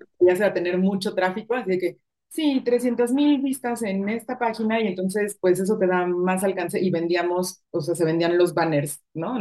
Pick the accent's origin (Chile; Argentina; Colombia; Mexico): Mexico; Mexico City; moved away as an adult; also born or lived in Madrid; now in Guadalajara, Mexico; yo soy de Ciudad de México y o casi cinco años viviendo en Guadalajara